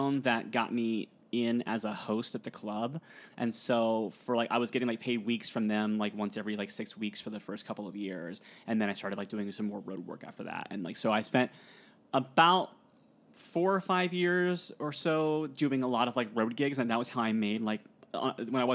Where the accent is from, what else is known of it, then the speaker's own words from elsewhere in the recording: Pickerington, Ohio, United States; moved away; I'm from Ohio originally. Columbus